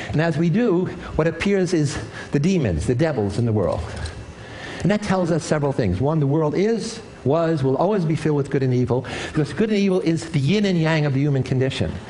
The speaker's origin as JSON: {"language": "English", "region": "New York", "country": "United States", "tie": "born or raised there", "said": "When I was a kid growing up in the South Bronx, inner city ghetto in New York, I was surrounded by evil"}